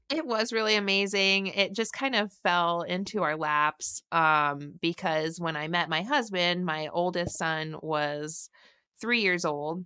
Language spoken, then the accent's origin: English; Morris, Illinois, United States; I grew up in the really far south suburbs of Chicago, kind of near, um, the Joliet, Illinois area.